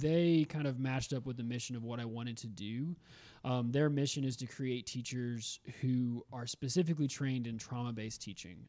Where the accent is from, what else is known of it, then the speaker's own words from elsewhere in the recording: Augusta, Georgia, United States; also born or lived in Memphis; now in Greenville, United States; I'm from Augusta, Georgia originally